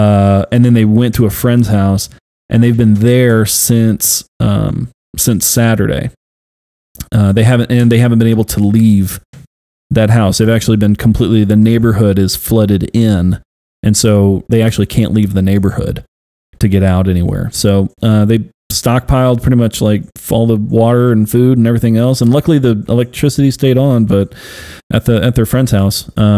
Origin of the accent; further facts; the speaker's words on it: Houston, Texas, United States; moved away; I grew up in Houston, born and raised there. My parents are there